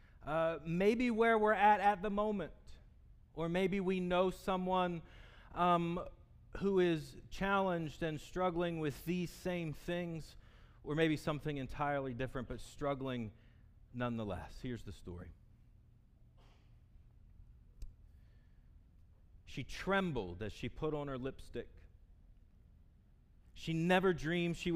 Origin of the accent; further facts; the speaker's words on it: Salisbury, Maryland, United States; accent: southern; moved away; I'm from the South. I'm from Salisbury, Maryland